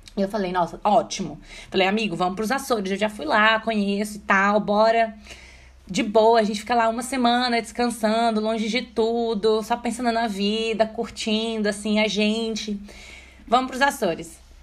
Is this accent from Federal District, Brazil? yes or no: yes; Brasília, Federal District, Brazil; nós três somos de Brasília